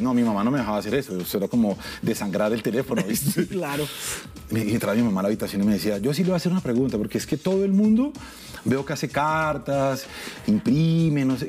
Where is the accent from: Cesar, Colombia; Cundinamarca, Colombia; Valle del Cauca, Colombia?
Cundinamarca, Colombia; Soacha; also born or lived in Bogotá; yo soy Rolo, yo soy suachuno en realidad. Yo crecí en Suacha, hasta los 15 años viví en Suacha, luego me mudé al Galán.